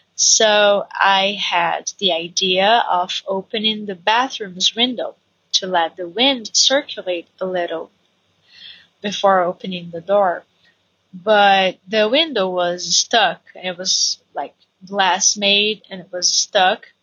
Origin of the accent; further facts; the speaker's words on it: Brazil; English is a second language; I'm Brazilian. And I work as an English teacher here in Brazil